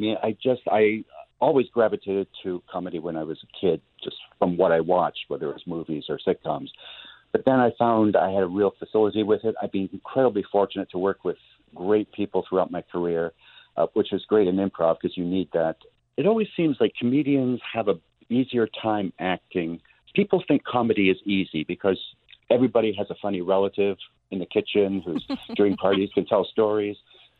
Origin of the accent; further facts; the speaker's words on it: Montreal, Quebec, Canada; now in Toronto, Canada; Growing up in Montreal, on the outskirts of Montreal, a lot of great country, a lot of skiing. In Toronto, where I live, an hour away, there's an amazing park called Algonquin Park